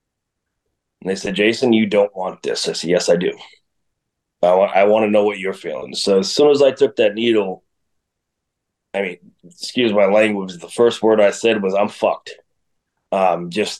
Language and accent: English; East Coast, United States; moved away; I'm from the East Coast